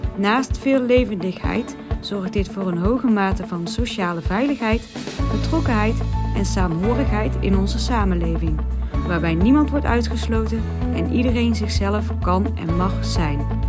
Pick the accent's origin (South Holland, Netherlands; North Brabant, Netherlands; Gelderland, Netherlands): North Brabant, Netherlands; Dinteloord; geboren en getogen in Dinteloord